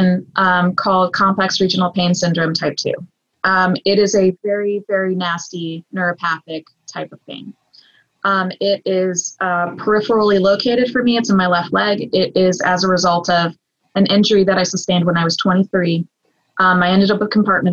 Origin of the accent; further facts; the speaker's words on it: the South, United States; I am a Southerner